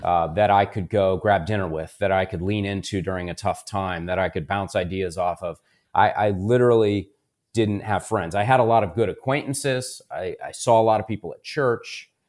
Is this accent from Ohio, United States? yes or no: yes; Columbus, Ohio, United States; I was born and raised here in Columbus, Ohio